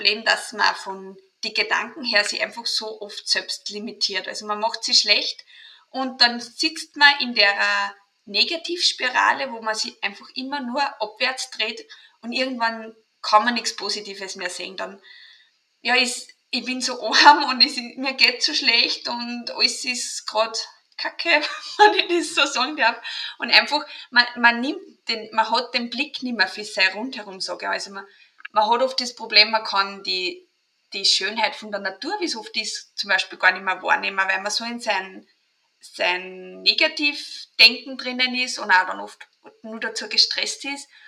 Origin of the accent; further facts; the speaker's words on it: Austria; accent: Austrian; bin aus Österreich, drum auch mein Dialekt.